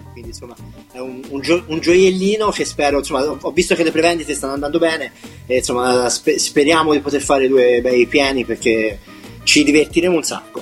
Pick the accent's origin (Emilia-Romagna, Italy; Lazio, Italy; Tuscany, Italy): Tuscany, Italy; Livorno; io vengo da Livorno